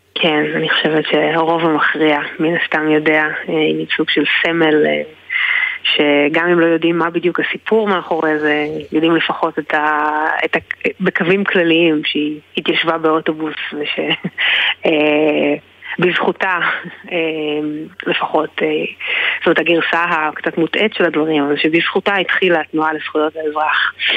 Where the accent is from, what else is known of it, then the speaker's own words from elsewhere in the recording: Israel; אני גדלתי בישראל